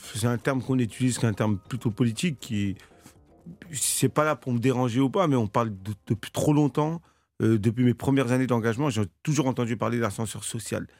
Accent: Cergy-Pontoise, Île-de-France, France; j'ai grandi à Cergy-Pontoise, euh, dans un quartier qui s'appelait la Croix-Petit

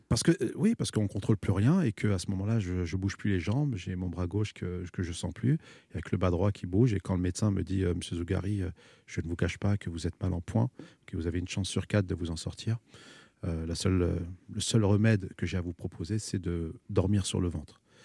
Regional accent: France; je dis Je suis né ici, je suis un isicien

